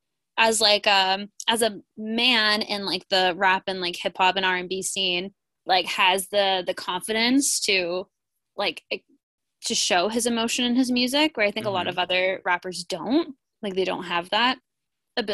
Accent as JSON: {"language": "English", "region": "Ontario", "country": "Canada", "also_born_or_lived": "Toronto", "said": "Well, as you know, I am a Canadian from Ontario, and I lived in Toronto for a long time, which is obviously where Drake's from."}